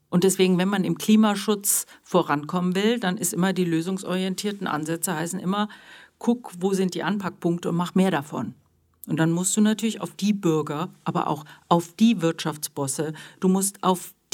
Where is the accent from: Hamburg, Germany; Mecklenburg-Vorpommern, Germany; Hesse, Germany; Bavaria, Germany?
Bavaria, Germany; Munich; now in Essen, Germany; Nein, ich bin aus München gekommen und schon der erste Tag war sehr schicksalhaft weil ich bin mit meinem Fahrrad nach Essen gekommen